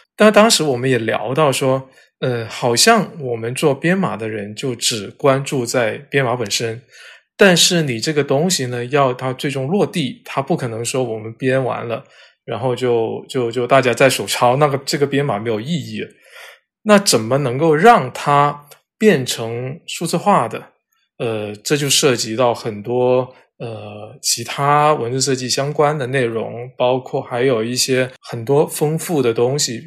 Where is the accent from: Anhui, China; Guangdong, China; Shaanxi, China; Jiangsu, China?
Guangdong, China; now in Beijing, China; 我自己作为广东人